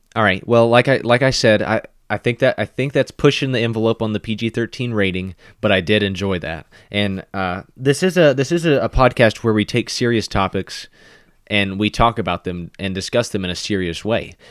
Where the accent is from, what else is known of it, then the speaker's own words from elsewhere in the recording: Kentucky, United States; I would just say, "Oh, I'm from Kentucky," and then I might even describe a certain region of Kentucky that I'm from